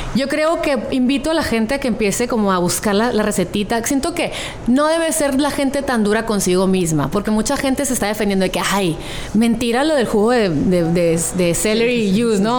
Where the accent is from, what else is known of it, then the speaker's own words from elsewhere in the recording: Hermosillo, Sonora, Mexico; now in San Diego, United States; de donde soy